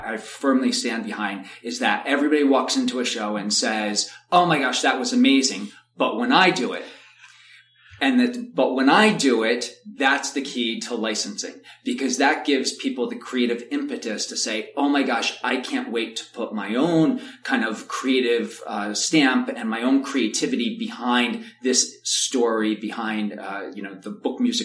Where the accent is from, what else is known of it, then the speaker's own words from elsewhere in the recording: New York, United States; also born or lived in Chicago; I'm from New York, to come back to New York